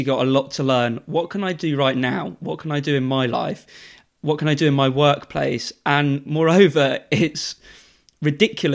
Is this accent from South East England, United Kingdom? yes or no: yes; Buckinghamshire, South East England, United Kingdom; I come from Bucks